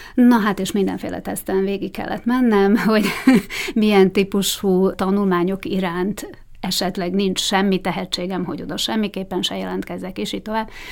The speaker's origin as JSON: {"language": "Hungarian", "town": "Bratislava", "region": "Bratislava Region", "country": "Slovakia", "tie": "born or raised there", "said": "Tehát oda jártam általános iskolába is, óvodába is, az egész gyerekkorom Bozson kötődik"}